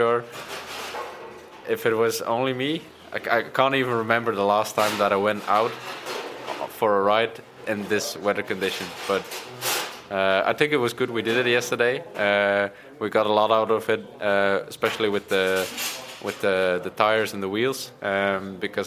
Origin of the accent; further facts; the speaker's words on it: Bruges, Flanders, Belgium; I grew up in Bruges.